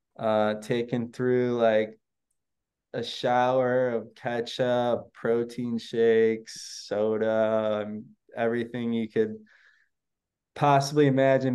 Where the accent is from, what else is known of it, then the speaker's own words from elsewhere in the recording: Chicago, Illinois, United States; my hometown team